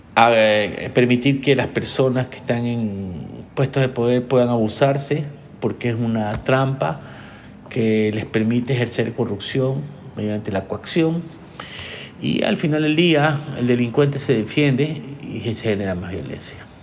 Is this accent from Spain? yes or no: no; Ecuador; yo soy ecuatoriano